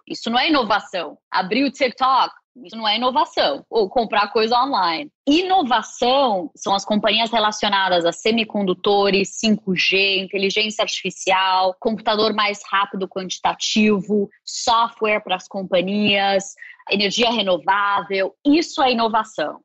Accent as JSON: {"language": "Portuguese", "region": "São Paulo", "country": "Brazil", "also_born_or_lived": "Singapore / Mexico / Switzerland", "moved": "as an adult", "lives_now": "New York, United States", "said": "sou paulista, mas já moro nos Estados Unidos ou fora do Brasil há 20 anos, desde 2001."}